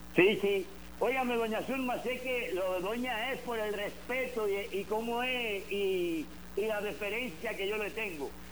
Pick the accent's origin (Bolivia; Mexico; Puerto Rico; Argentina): Puerto Rico; also born or lived in Cuba; now in Arizona, United States; yo no tenía tres años cuando había llegado a Puerto Rico, aunque nací en Cuba